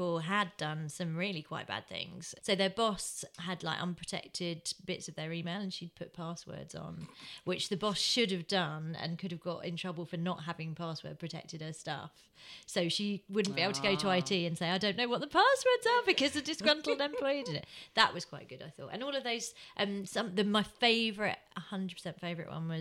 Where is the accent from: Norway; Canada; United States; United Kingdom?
United Kingdom; Croydon, London; I am from Croydon